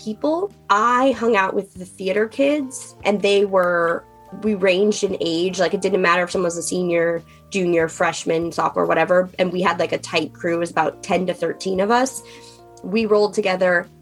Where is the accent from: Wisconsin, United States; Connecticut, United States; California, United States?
Connecticut, United States; moved away as an adult; also born or lived in Long Island / Brooklyn; now in New York City, United States; I'm originally from Connecticut